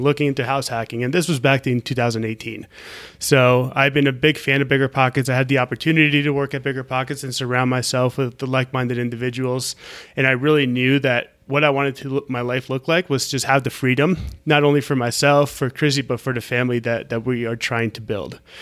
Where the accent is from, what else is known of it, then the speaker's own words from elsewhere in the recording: Orlando, Florida, United States; moved away; also born or lived in Colombia; I'm from Orlando